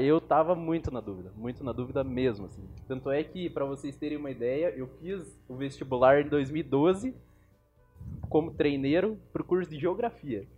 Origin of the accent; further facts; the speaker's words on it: Curitiba, Paraná, Brazil; also born or lived in Blumenau, Santa Catarina; eu nasci em Blumenau e com 3 anos de idade eu já vim para Curitiba. Então eu me considero um curitibano